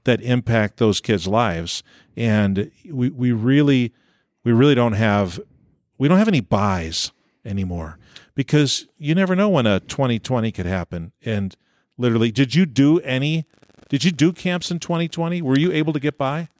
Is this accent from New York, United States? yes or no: yes; New York, United States; moved away as an adult; also born or lived in Orange City, Iowa; I grew up in New York State